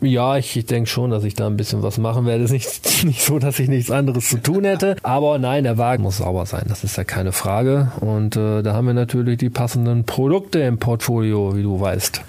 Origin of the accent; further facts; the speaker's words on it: Osnabrück area, Lower Saxony, Germany; das ist ja mein Gebiet. Ich komme ja auch aus der Ecke